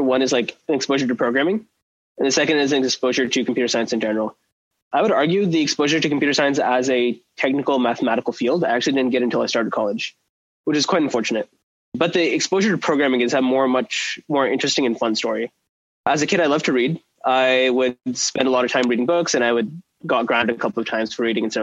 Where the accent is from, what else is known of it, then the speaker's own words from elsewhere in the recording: Oklahoma, United States; I'm from Oklahoma, and I went to a very interesting high school in Oklahoma